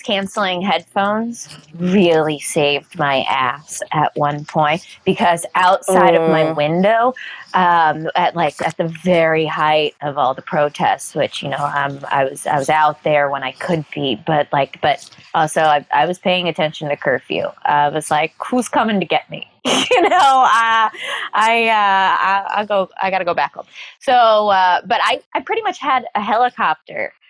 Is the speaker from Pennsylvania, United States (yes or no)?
no; New York City, New York, United States; I'm a New Yorker.